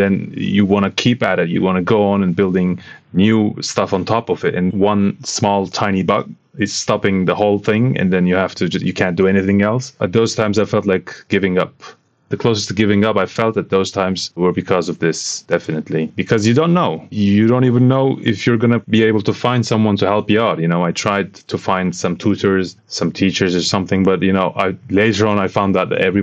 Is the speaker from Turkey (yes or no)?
yes; Istanbul, Turkey; I'm from Istanbul, Turkey, and I studied economics in university.